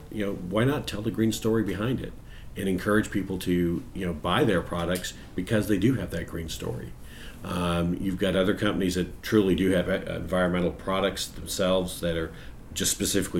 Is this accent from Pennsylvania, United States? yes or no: no; Southern California, United States; when I was a child growing up in Southern California.